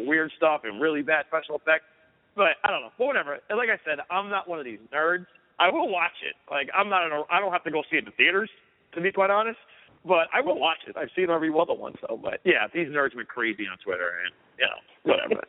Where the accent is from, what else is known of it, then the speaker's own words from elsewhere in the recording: New York, United States; I'm a New Yorker